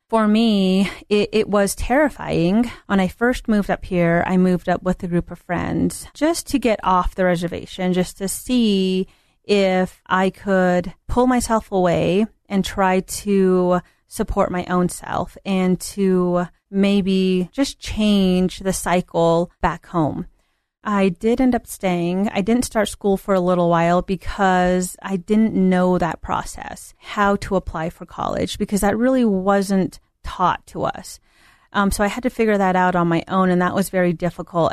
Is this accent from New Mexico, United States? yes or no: yes; Hogback, New Mexico, United States; moved away; I grew up in the Four Corners area down in New Mexico um, a little town called Hogback, New Mexico.